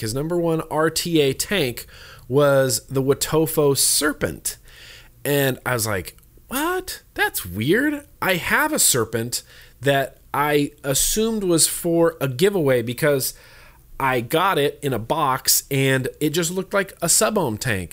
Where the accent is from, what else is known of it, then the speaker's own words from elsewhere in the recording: United States; I grew up in Lake Tahoe